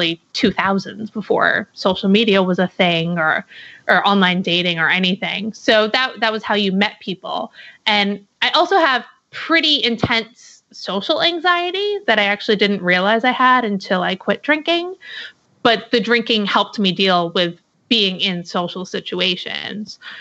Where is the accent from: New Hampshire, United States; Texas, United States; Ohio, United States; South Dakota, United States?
New Hampshire, United States; moved away as an adult; now in Portland, United States; I'm originally from New Hampshire, but about 5 years ago, I moved to Portland, Oregon